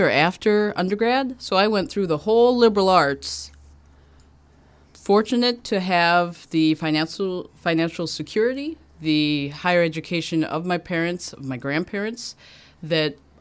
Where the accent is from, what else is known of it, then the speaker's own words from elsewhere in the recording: Oak Park, Illinois, United States; growing up in Oak Park